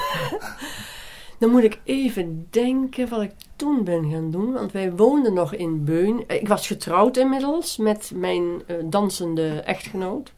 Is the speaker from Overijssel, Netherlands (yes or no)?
no; Nijmegen, Gelderland, Netherlands; accent: soft G; also born or lived in Beuningen, Gelderland / Maashees/Brabant; Opgegroeid in Nijmegen, uh, wij zijn heel veel in Brabant geweest, met name in Manrooi.